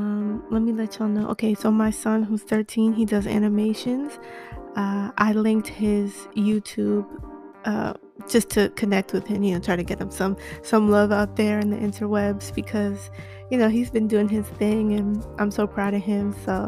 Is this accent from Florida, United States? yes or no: yes; Florida, United States; now in New York, United States; I was born in New York, raised in Florida, lived in Miami. I've moved more than I can count.